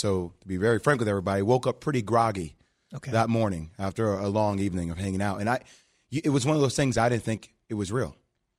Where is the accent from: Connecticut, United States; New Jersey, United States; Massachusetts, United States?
New Jersey, United States; Yeah, I grew up in New Jersey, tri-state kid.